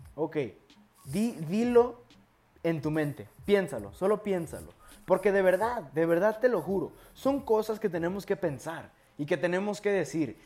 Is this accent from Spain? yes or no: no; Mexico; soy de México